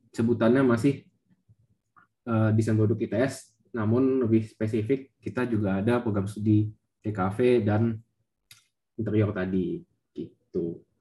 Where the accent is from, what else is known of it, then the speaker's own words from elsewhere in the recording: Jakarta, Indonesia; Jadi, ya asalku dari Jakarta tapi bukan asli Jakarta.